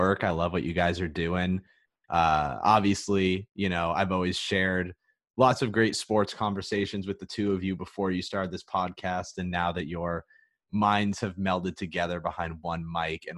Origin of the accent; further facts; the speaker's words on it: the Bay Area, California, United States; moved away as an adult; also born or lived in Reno, Nevada; I hail from the Bay Area